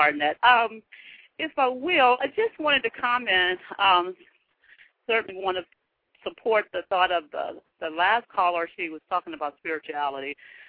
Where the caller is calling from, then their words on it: New Orleans, Louisiana, United States; I am calling from New Orleans, Louisiana.